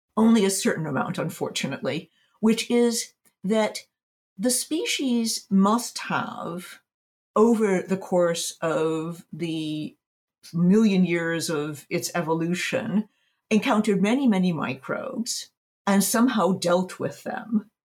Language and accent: English; United States; now in Berlin, Germany; I'm based in Berlin, Germany. But I spend, I'm American.